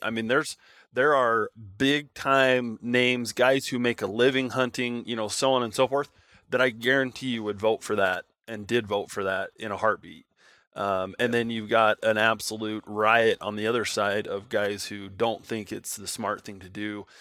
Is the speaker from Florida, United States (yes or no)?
no; Nevada, United States; moved away; I grew up in Nevada